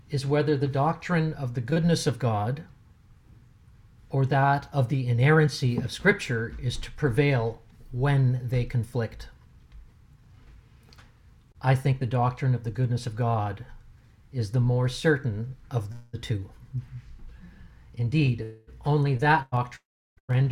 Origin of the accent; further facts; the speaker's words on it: Germany; moved away; I grew up in Germany as a young boy, so I'm actually, for those of you who would care to know or don't care, I am bilingual